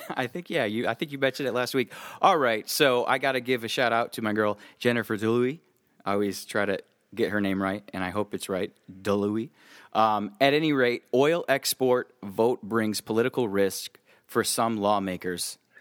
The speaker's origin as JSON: {"language": "English", "region": "Midwest", "country": "United States", "said": "I'm from the Midwest"}